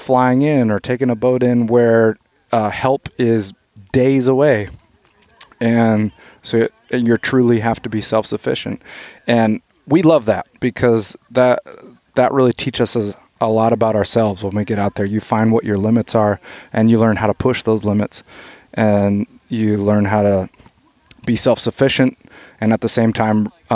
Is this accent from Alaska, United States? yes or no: yes; Palmer, Alaska, United States; I grew up in Palmer, Alaska